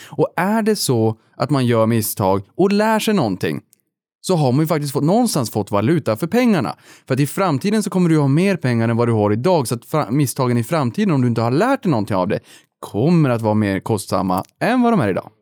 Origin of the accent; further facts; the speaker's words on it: Boden, Norrbotten County, Sweden; när jag var liten uppe i Boden